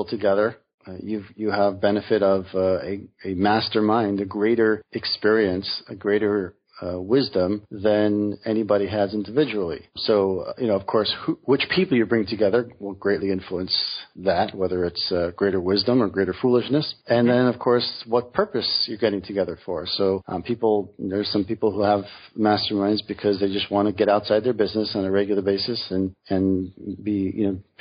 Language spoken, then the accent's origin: English; New York, United States; I'm from New York, Brooklyn